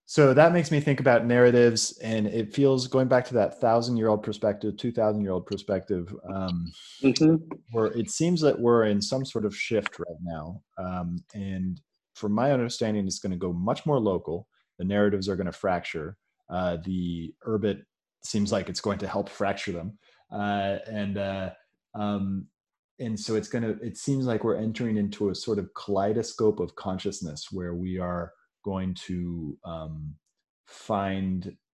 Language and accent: English; California, United States; I came from Silicon Valley and was uh, surrounded by investors when I was younger